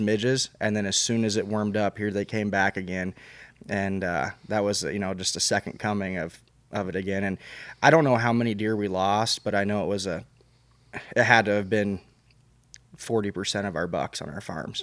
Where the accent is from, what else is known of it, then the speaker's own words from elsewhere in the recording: Albia, Iowa, United States; I grew up hunting in South Central Iowa down by Albia